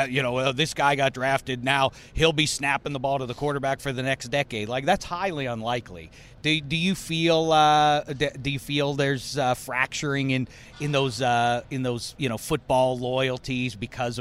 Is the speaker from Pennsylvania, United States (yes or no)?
yes; Pittsburgh, Pennsylvania, United States; I'm from Pittsburgh, PA